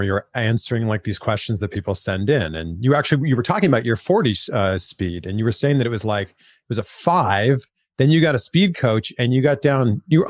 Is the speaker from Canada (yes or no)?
yes; Canada; I am from Canada.